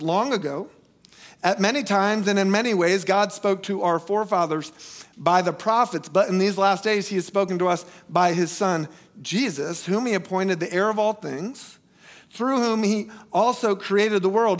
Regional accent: United States; moved away; where I grew up in Polk County, we don't have skyscrapers

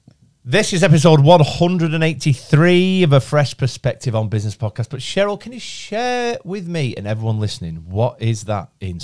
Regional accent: Chorley, North West England, United Kingdom; I'm 38 from Chorley.

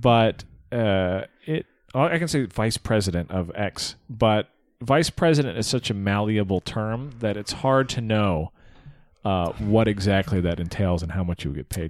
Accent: United States; My Americanness was a problem

